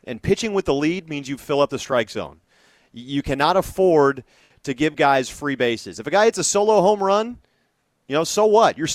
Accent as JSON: {"language": "English", "town": "Oakland", "region": "California", "country": "United States", "tie": "born or raised there", "said": "I I grew up in Oakland. I grew up coming to games here, uh, going to playoff games."}